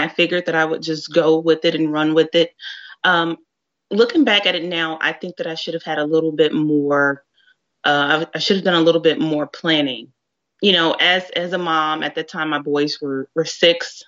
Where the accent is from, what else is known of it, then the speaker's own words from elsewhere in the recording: Dallas, Texas, United States; I'm originally from the Dallas area.